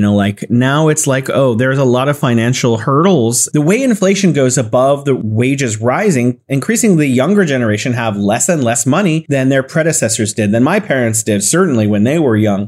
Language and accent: English; California, United States; now in Wuhan, China; I'm originally from California